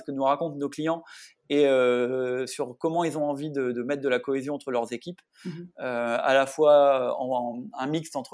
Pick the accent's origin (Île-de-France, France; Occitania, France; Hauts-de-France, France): Hauts-de-France, France